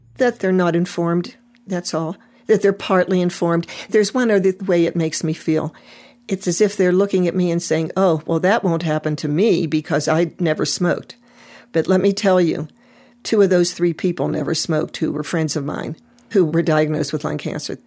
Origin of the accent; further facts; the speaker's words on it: Pittsburgh, Pennsylvania, United States; I was raised in Pittsburgh, you know, maybe a mile and a half from the mills